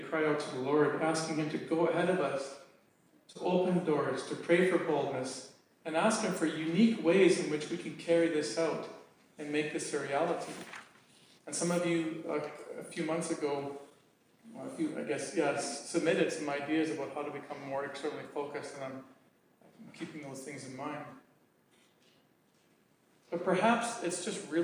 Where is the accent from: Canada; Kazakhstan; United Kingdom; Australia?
Canada